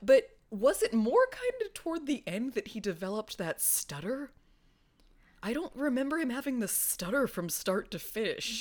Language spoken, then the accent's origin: English; California, United States; I've lived in California all my life